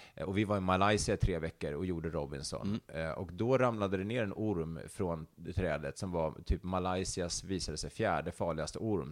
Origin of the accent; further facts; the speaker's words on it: Stockholm, Stockholm County, Sweden; also born or lived in Älvsjö; Jag är upp, eh, uppvuxen inte så långt härifrån där vi sitter och spelar in det här, mm. eh, i Högdalen